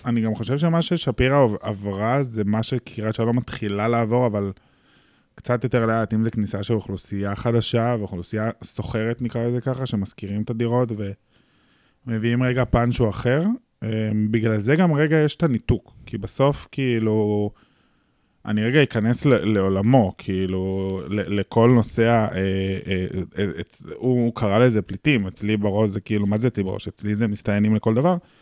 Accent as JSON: {"language": "Hebrew", "town": "Tel Aviv", "region": "Tel Aviv District", "country": "Israel", "tie": "born or raised there", "said": "זה הסביבה שגדלתי בה, זה האנשים שגדלתי ביניהם"}